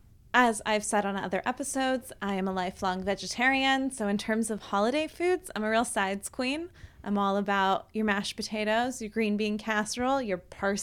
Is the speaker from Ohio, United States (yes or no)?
yes; Ohio, United States; also born or lived in Southwest United States; I have not found an avocado to my liking since I've come back to Ohio.